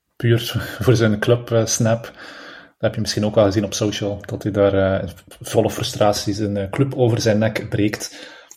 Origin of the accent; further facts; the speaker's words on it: Belgium; als Belg zijnde